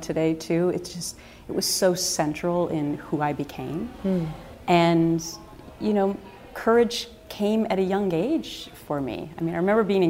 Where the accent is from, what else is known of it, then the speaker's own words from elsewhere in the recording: Anoka, Minnesota, United States; moved away; he is actually from my hometown